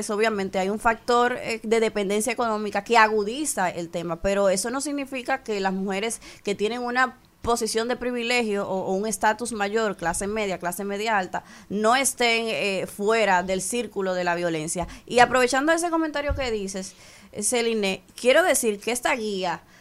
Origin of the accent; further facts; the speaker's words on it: Dominican Republic; como mujer, como ciudadana dominicana que se despierta todas las mañanas